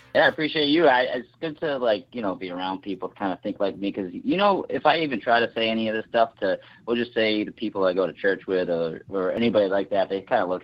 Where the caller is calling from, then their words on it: Massachusetts, United States; Yeah, I'm up in the Boston area.